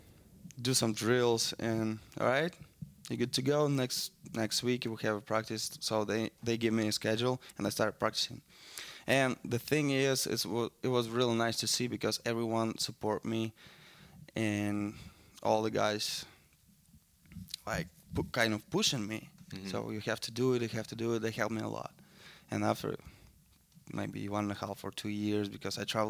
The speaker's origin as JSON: {"language": "English", "town": "Balashikha", "region": "Moscow Oblast", "country": "Russia", "tie": "born or raised there", "second_language": "English", "moved": "yes", "said": "I was born around, outside of Moscow"}